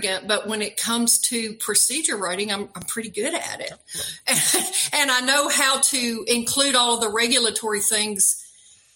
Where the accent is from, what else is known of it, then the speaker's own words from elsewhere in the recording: outside of Nashville, Tennessee, United States; moved away as an adult; also born or lived in New Mexico / Washington State; I grew up outside of Nashville